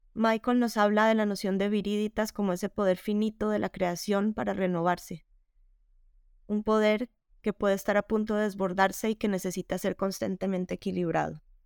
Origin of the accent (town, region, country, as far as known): Bogotá, Colombia; born or raised there; now in Spain